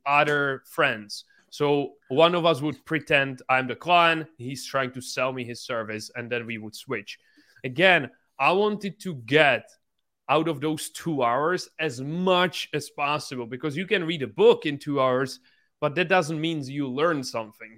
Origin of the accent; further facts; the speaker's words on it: Czechia; English is a second language; I'm from this small country, just ten million people, and I grew up in this small city that has only seventy thousand people